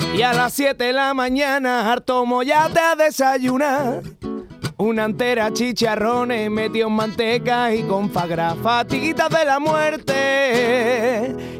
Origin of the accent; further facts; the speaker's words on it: Utrera, Andalusia, Spain; la de mi tierra es en septiembre